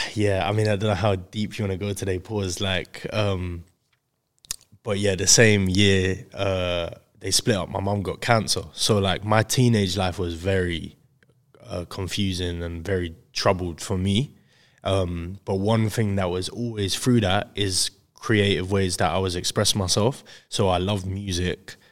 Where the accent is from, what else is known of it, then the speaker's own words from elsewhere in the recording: Crawley, South East England, United Kingdom; I'm from Crawley, West Sussex